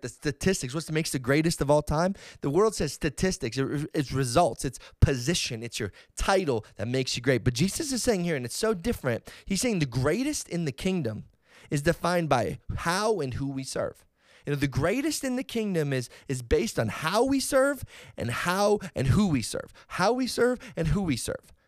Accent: Edmonton, Alberta, Canada; the Edmonton Oilers right here from my hometown

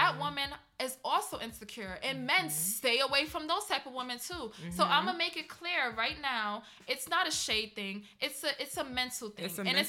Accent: Trinidad & Tobago; And I grew up the same way. You know, I heard little things being Trinidadian here and there, like in Trinidad

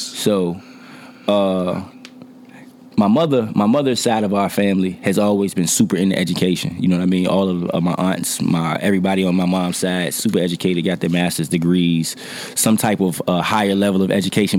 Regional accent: Norfolk, Virginia, United States; I am from Norfolk, Virginia. Uh, neighborhood wise, I'm from Poplar Halls.

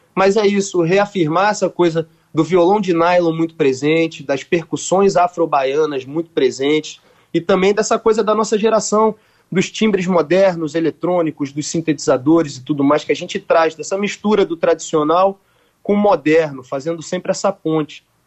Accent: Rio de Janeiro, Brazil; also born or lived in Bahia; a gente é carioca com o pé na Bahia

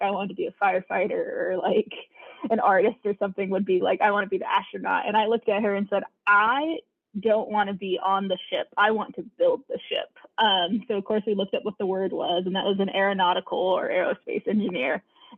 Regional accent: Georgia, United States; also born or lived in California; So not from Georgia. I'm actually originally from California, but we moved to Georgia when I was like fourth

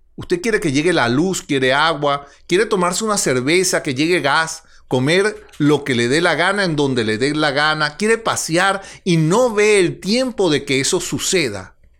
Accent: Venezuela; En Venezuela vivimos

